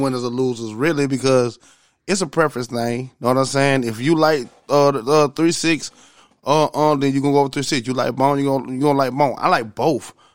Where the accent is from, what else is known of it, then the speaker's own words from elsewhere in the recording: the South, United States; I'm from the South